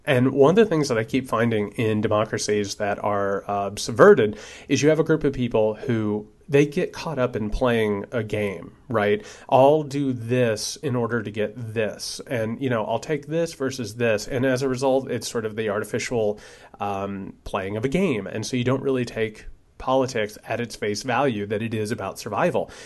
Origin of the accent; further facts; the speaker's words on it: Indiana, United States; moved away; I'm originally from Indiana